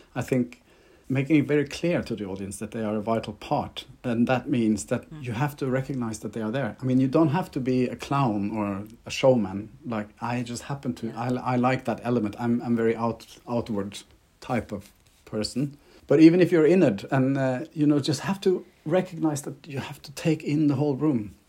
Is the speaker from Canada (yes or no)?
no; Norway; accent: Scandi; I'm Norwegian, so you have to excuse my Scandi accent